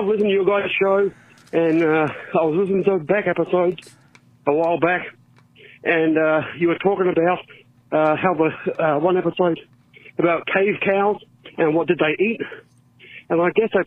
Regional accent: Australia; now in Fort Wayne, United States; I'm from Australia, but I live in Fort Wayne now.

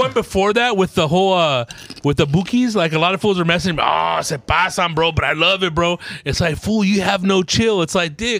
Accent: United States; I'm American, bro.

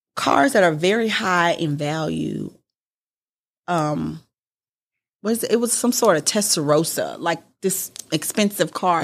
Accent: Houston, Texas, United States; also born or lived in California; I was born in California, grew up in Houston

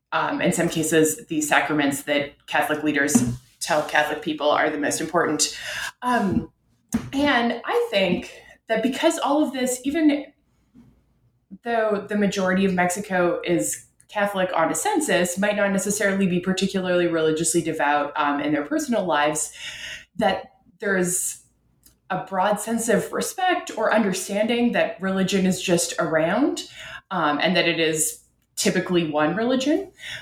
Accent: Ottawa, Ontario, Canada; religion is different there than it is in my home in Canada. I'm from Ottawa, Canada's capital.

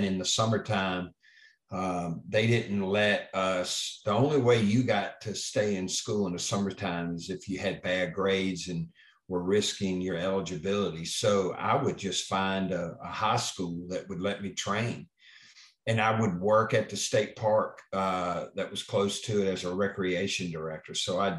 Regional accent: Springfield, Tennessee, United States; moved away; I'm originally from Springfield, Tennessee, small farming community in Middle Tennessee

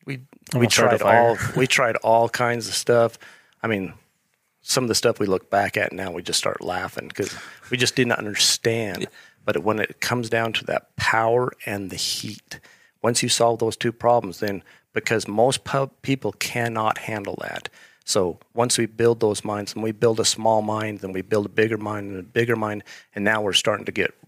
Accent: Star Valley, Wyoming, United States; now in Idaho, United States; I grew up over in Star Valley

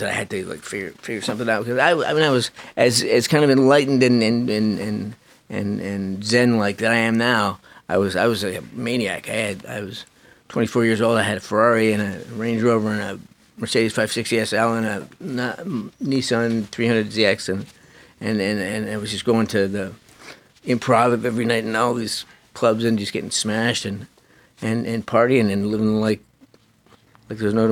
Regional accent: Canada; also born or lived in Upper East Side of Manhattan, New York; now in New York, United States; I grew up in Canada. Like, my dad was in the military

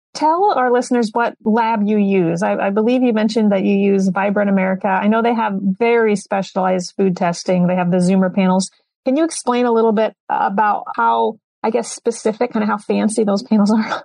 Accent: Iowa, United States; I'm from Iowa

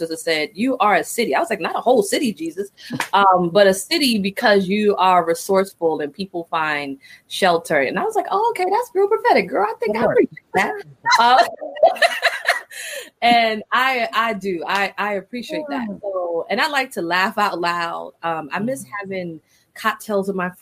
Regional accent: New York City, New York, United States; I'm from the Bronx. And the Bronx for me, growing up in the 80s and early 90s, is community

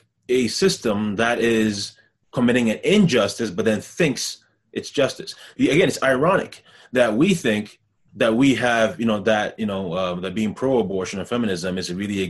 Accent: Ghana; also born or lived in Montreal, Canada; now in Canada; I'm from Ghana, where corruption is rampant throughout the entire nation

